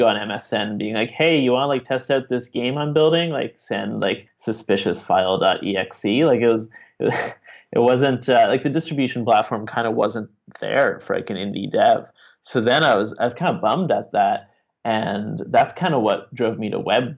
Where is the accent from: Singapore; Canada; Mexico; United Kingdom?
Canada; Montreal, Quebec; now in Ottawa, Canada; I'm originally from Montreal, but about 10 years or so ago, I moved to Ottawa